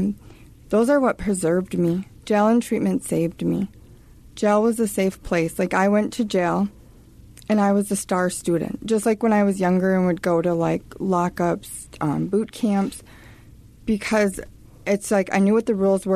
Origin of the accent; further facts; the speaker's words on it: Little Falls, Minnesota, United States; I was from Little Falls